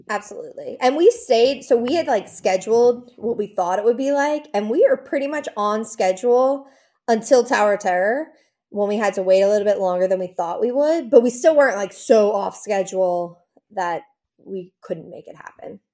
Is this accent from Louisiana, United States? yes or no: yes; New Orleans, Louisiana, United States; now in Baton Rouge, United States; I'm from New Orleans originally, even though we live in Baton Rouge